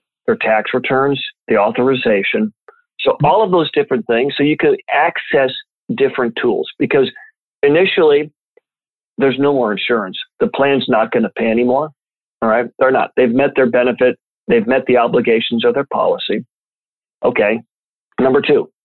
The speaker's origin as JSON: {"language": "English", "town": "Champaign", "region": "Illinois", "country": "United States", "tie": "born or raised there", "said": "My hometown of Champaign, Illinois"}